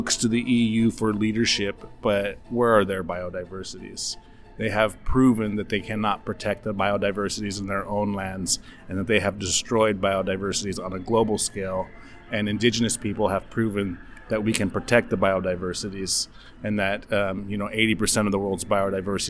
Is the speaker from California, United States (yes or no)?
yes; Six Rivers National Forest, Northern California, United States; I come from the Six Rivers National Forest, located in what's now known as Northern California